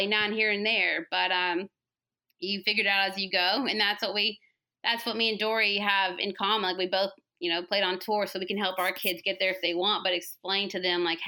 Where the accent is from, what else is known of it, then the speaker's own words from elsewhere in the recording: the South, United States; accent: Southern; also born or lived in Georgia; my Southern accent